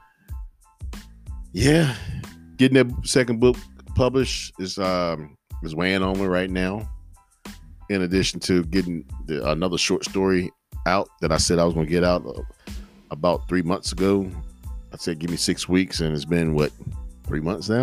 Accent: Henderson, United States; my hometown of Henderson

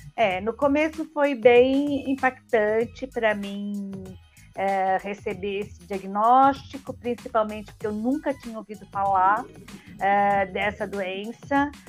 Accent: São Paulo, Brazil; sou de São Paulo

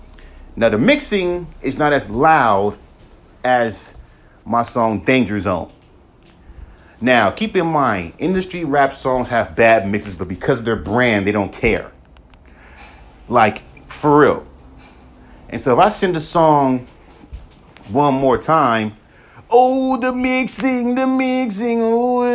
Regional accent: West Coast, United States; Yeah, I'm from the West Coast, but how the fuck do you know that I grew up in the South?

